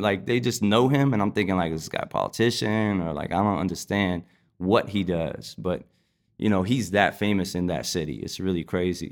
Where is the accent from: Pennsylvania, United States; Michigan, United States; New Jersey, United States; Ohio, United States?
New Jersey, United States; Passaic; moved away as an adult; also born or lived in Philadelphia / New York; I was born in Passaic, New Jersey, and, uh, grew up pretty much mainly in New Jersey